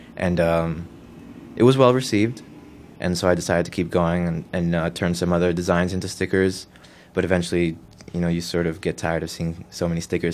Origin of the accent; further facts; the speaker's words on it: Newark, New Jersey, United States; I was born and raised in Newark, specifically the Ironbound section